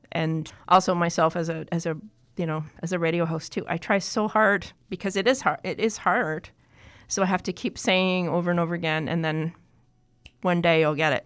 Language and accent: English; Toronto, Ontario, Canada; I grew up in Toronto, actually. Yeah. I'm a big city kid